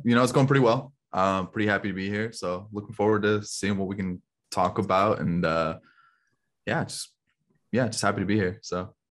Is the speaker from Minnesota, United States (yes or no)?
no; Chicago area, Illinois, United States; moved away as an adult; now in Kentucky, United States; I'm actually from the Chicago area originally